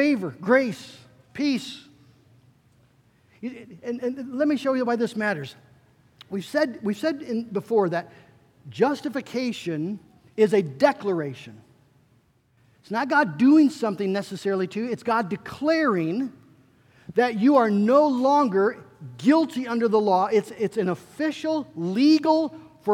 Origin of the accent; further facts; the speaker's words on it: West Michigan, United States; I grew up in the Dutch Reform world, right here in West Michigan.